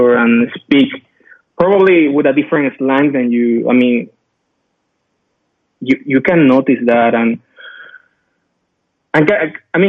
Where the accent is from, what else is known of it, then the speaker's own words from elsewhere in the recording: Colombia; moved away; I'm from Colombia